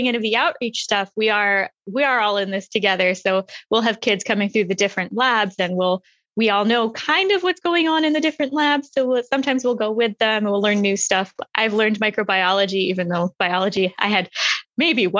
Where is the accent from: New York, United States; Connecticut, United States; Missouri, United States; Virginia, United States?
Virginia, United States; Manassas; moved away as an adult; now in Los Angeles, United States; I grew up in Manassas, Virginia, right outside DC